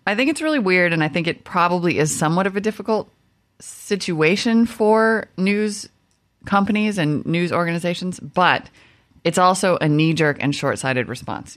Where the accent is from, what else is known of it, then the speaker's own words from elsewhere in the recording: Midwest, United States; I'm from the Midwest.